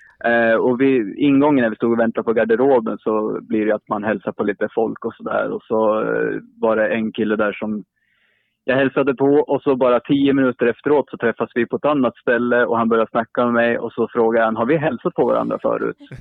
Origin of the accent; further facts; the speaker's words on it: Sundsvall, Västernorrland County, Sweden; now in Uppsala, Sweden; sist jag var uppe i min hemstad, jag bor i Uppsala just nu, men jag är från Sundsvall